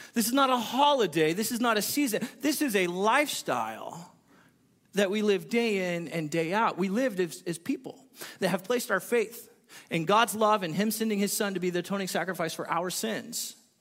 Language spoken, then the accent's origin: English; California, United States; moved away; I'm from California